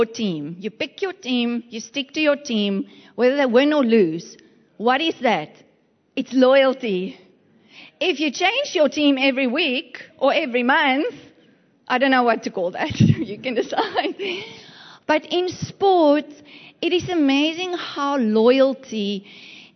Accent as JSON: {"language": "English", "region": "Western Cape", "country": "South Africa", "moved": "as an adult", "lives_now": "East London, South Africa", "said": "When we arrived in East London, it was the funniest place ever for me, because we come from the Western Cape"}